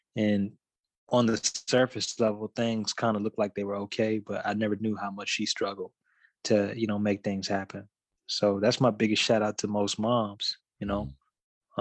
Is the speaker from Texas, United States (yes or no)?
yes; Dallas, Texas, United States; a musician from Dallas